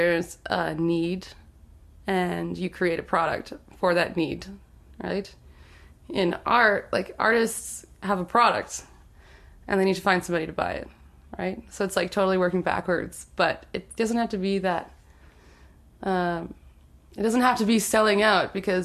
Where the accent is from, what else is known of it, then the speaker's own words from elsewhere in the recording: Winnipeg, Manitoba, Canada; growing up in St. Vital